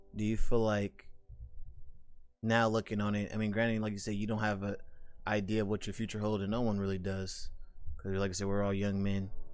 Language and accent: English; United States; I'm an American